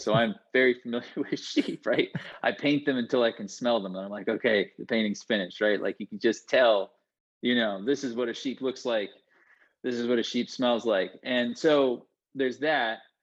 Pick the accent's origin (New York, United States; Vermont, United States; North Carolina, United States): Vermont, United States; I'm from Vermont, which is New England.